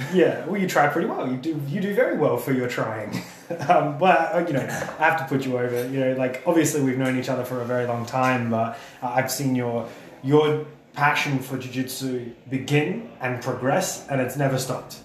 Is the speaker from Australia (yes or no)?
yes; Australia; I'm Australian